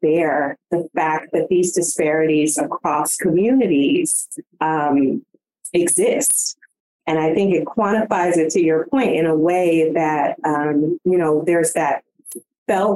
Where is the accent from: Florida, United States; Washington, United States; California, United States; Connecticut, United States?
California, United States; moved away; I am a transplant from California, deep roots out there